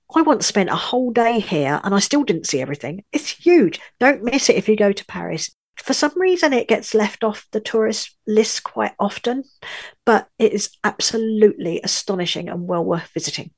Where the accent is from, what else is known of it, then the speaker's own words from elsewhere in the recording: London, United Kingdom; moved away as an adult; also born or lived in northern France; now in France; I was born in London, U K, but I now live in a little village in the far north of France